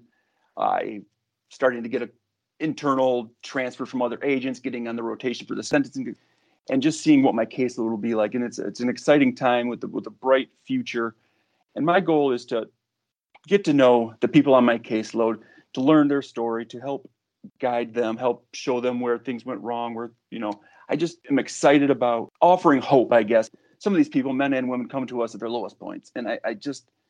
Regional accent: Kalamazoo, Michigan, United States; moved away as an adult; also born or lived in Texas; born and raised in Kalamazoo

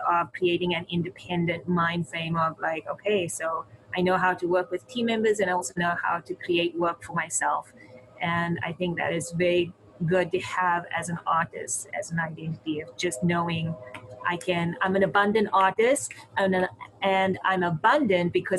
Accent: South Africa; moved away as an adult; also born or lived in Cape Town, South Africa; now in Ottawa, Canada; growing up in South Africa, because I grew up during apartheid

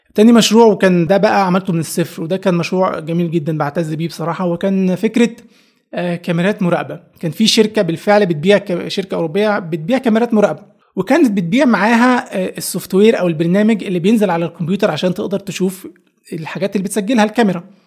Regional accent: Upper Egypt, Egypt; moved away as an adult; أنا شاب صعيدي جاي من الصعيد

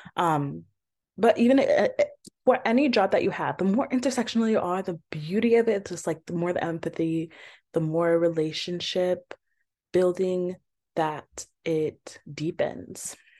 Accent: Georgia, United States; I'm from Georgia as well

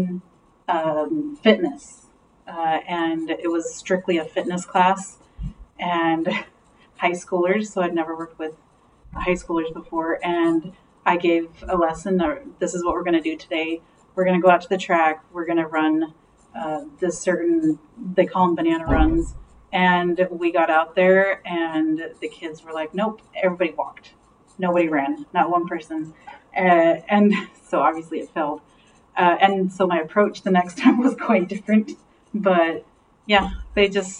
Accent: Lewiston, Idaho, United States; moved away as an adult; now in Washington, United States; I grew up in Idaho. I moved to Washington about 13 years ago

